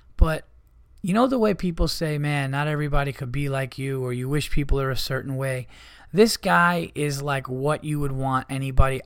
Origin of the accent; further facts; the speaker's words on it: United States; as an American